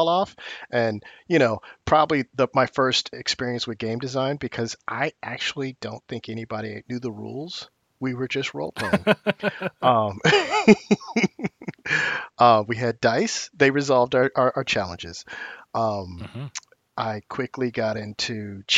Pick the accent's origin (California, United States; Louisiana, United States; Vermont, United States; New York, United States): California, United States; Oakland; I'm from Oakland, California, and I grew up reading comic books